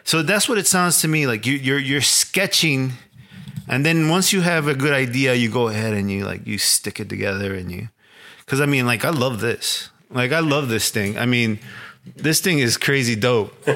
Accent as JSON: {"language": "English", "town": "Chicago", "region": "Illinois", "country": "United States", "tie": "born or raised there", "said": "growing up in Little Village"}